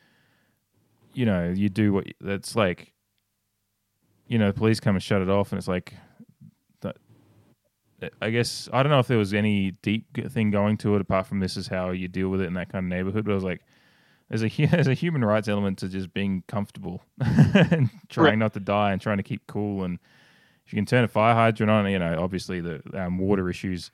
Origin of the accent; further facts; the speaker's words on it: Australia; I come from Australia, and it's a different kind of heat.